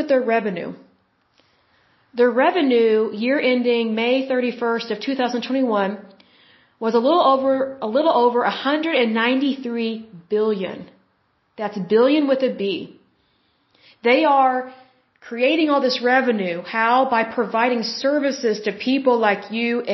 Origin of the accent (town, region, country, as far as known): Oklahoma, United States